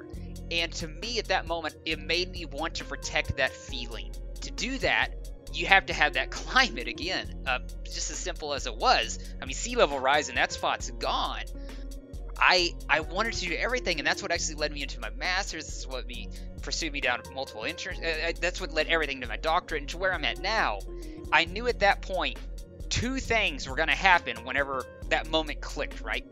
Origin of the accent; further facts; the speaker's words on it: Arkansas, United States; accent: southern; we are also both from Arkansas, so if our southern accent comes through